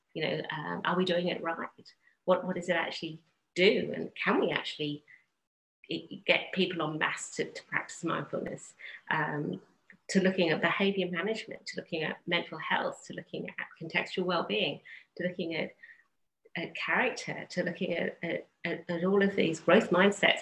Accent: England, United Kingdom; I grew up in England

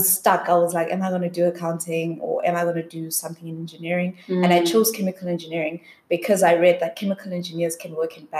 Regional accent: South Africa; moved away as an adult; also born or lived in Spruitview / United States; I grew up in an area called Elands Park in the southeast, but I was born in Spreadview

